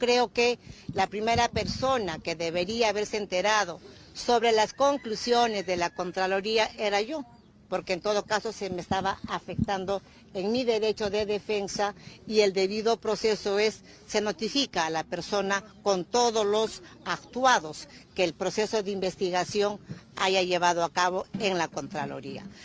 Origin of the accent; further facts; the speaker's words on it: Peru; yo salí del Perú la semana pasada para representar al Perú en, esta, en este Fórum Mundial de Economía allá en Davos